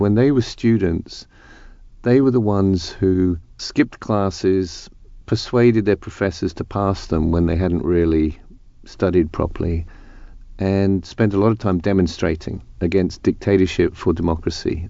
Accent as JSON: {"language": "English", "country": "United Kingdom", "said": "I'm speaking as a British person"}